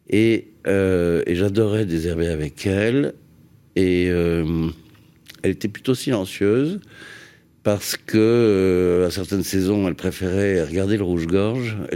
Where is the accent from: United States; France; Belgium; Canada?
France; Paris, Île-de-France; also born or lived in Massy-Palaiseau; Je suis né à Neuilly, c'est-à-dire euh, kiff kiff.